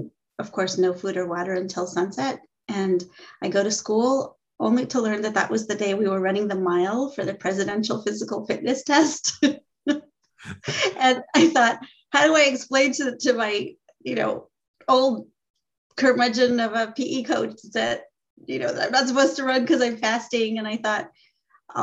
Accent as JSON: {"language": "English", "region": "Southern California", "country": "United States", "tie": "born or raised there", "said": "I grew up in Southern California"}